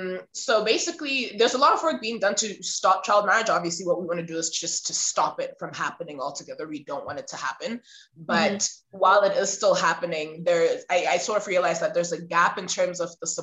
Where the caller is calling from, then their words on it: Zimbabwe; I'm calling in from Zimbabwe. Which is, for those who don't know, it's in the southern part of Africa, just above South Africa.